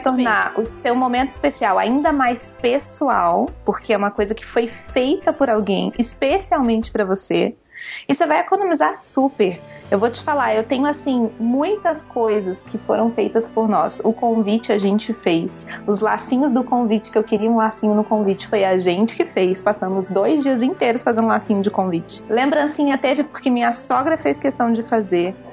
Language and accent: Portuguese; Rio de Janeiro, Brazil; moved away; eu sou do Rio, então minha família é gigantesca de lá juntou todo mundo, fez uma caravana, veio para cá.